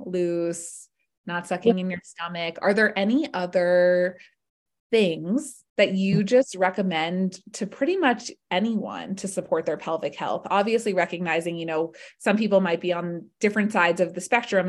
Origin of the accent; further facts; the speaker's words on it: Atlanta, Georgia, United States; also born or lived in West Coast; I grew up in Atlanta.